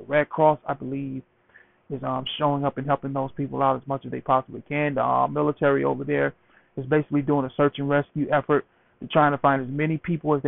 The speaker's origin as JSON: {"language": "English", "region": "Mississippi", "country": "United States", "tie": "born or raised there", "moved": "as an adult", "lives_now": "Philadelphia, United States", "said": "Mississippi, I live in Philadelphia, but Mississippi is my home state"}